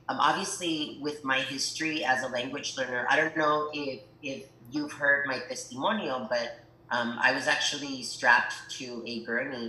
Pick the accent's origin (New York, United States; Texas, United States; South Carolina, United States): Texas, United States; El Paso; English is a second language; also born or lived in Ciudad Juárez, Chihuahua, Mexico; I was born in El Paso, Texas, but really grew up on both sides of the border. So when people ask me, um, where are you from? El Paso, Ciudad Juarez, Chihuahua